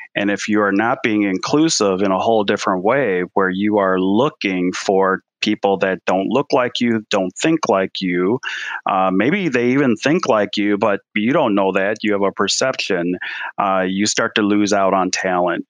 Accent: Milwaukee, Wisconsin, United States; moved away as an adult; also born or lived in Austin; we're born, my wife and I, Celeste, we're born and raised in Milwaukee. We went through Milwaukee public schools, both of us.

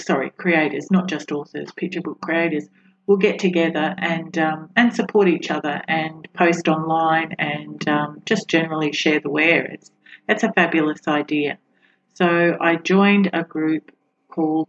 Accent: Australia; I am an Australian author

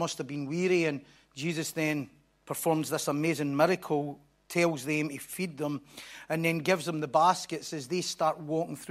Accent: Bellshill, Scotland, United Kingdom; I was brought up in in Belsil, which is another promised land across the road there.

